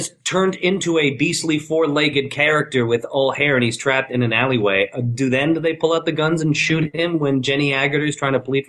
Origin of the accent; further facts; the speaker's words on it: Montreal, Quebec, Canada; because I'm originally from Quebec, Montreal